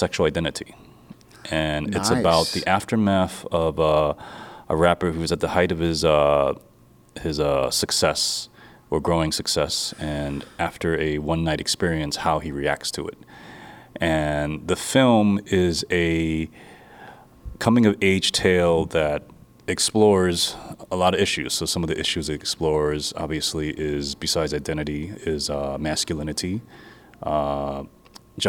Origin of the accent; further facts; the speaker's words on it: New York City, New York, United States; I am from New York City